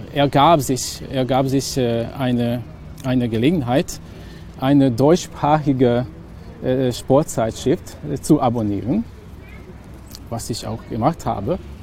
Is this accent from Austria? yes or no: no; village near Subotica, Vojvodina, Serbia; German is a second language; moved away as an adult; now in Hungary; ich bin in Bochum aufgewachsen, also in einem Dorf, das in der Nähe von Subotica liegt.